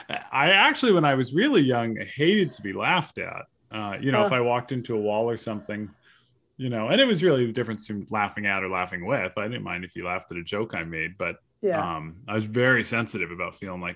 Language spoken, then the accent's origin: English; Corona, California, United States; No, I grew up in Corona, California, which is down in Riverside County, not too far from Los Angeles.